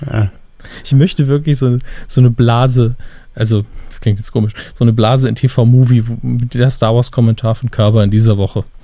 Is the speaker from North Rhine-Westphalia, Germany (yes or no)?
no; Saarland, Germany; Als Saarländer können wir das ja sehr gut.